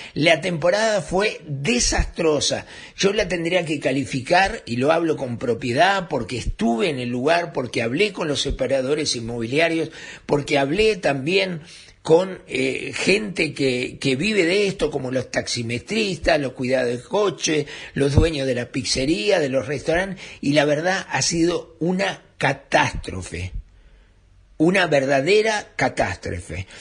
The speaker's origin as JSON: {"language": "Spanish", "country": "Uruguay", "said": "los únicos perjudicados somos los uruguayos"}